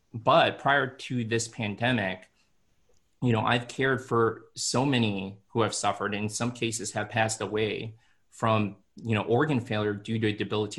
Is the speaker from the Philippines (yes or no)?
yes; Philippines; And as I said, I'm Filipino, so I had to basically reprogram my mind and my way of living through this whole process.